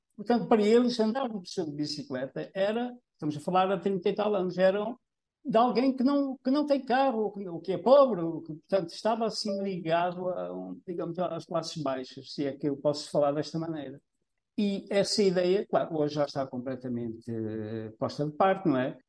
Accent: Trás-os-Montes, Norte, Portugal; moved away as an adult; now in Gafanha, Portugal; Eu não sou desta zona, portanto, a minha mulher é que é aqui da Gafanhas, é, eu sou do interior, de Trás Montes. Quando eu vim para aqui, isto aqui há trinta e dois anos

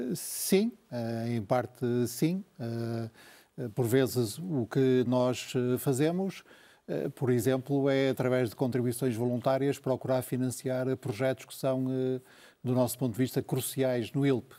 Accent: Portugal; como português

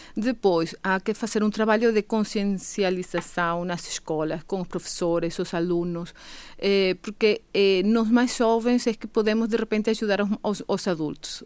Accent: Venezuela; accent: Venezuelan; Portuguese is a second language; now in Madeira, Portugal

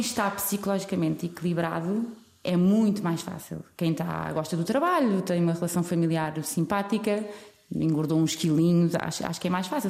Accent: Portugal; somos portugueses

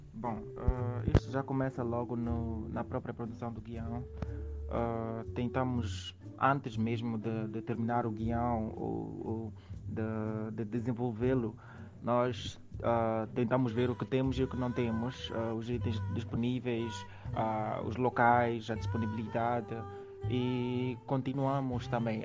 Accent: Maputo, Mozambique; nasci em Maputo e cresci no bairro da Mafalala

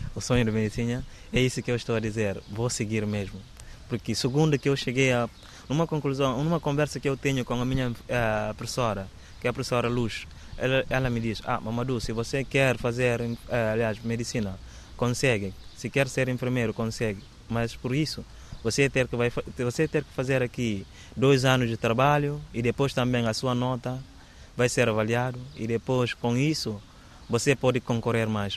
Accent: Bissau, Guinea-Bissau; Portuguese is a second language; moved away as an adult; now in Évora, Portugal; Sou da Guiné-Bissau. Estou, estou a viver mesmo no capital Bissau

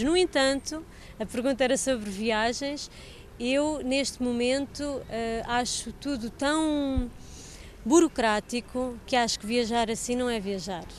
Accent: Portugal

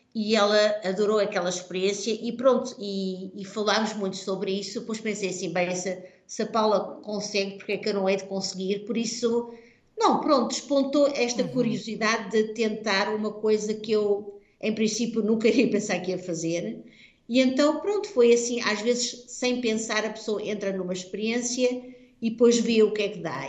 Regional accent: Portugal; accent: Portuguese; moved away as an adult; now in Netherlands; dou aulas em holandês, claro, com um sotaque português

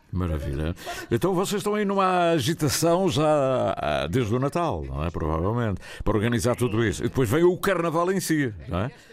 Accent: Portugal; trabalhamos em Portugal, somos portugueses

